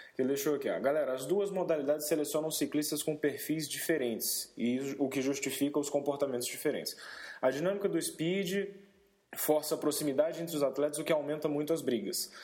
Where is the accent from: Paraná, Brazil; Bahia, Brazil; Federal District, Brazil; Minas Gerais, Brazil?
Federal District, Brazil; Brasília; a gente é aqui de Brasília